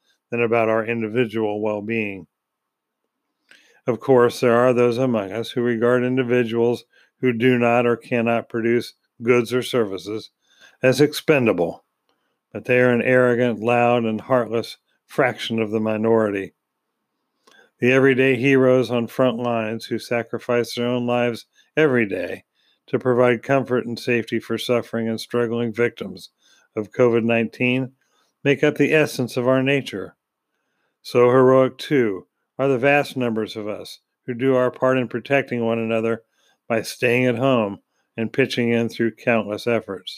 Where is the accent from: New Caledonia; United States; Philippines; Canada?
United States; being an American